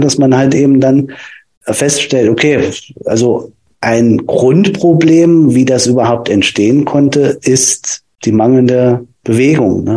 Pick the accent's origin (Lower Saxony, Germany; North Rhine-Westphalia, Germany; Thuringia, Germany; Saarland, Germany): Thuringia, Germany; Nordhausen; Ich komme ähm, aus Thüringen, aus äh, Nordhausen